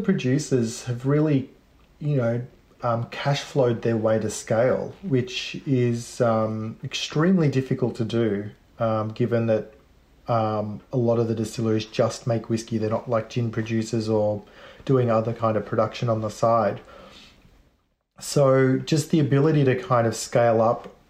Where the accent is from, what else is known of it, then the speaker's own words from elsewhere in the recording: Melbourne, Victoria, Australia; I come from a family that migrated from Sicily. So my parents are Sicilian, and but I was born in Australia